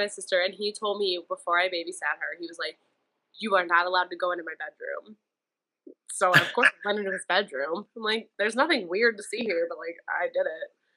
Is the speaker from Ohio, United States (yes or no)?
yes; Euclid, Ohio, United States; now in Cleveland, United States; I'm from Euclid, like lived there my whole life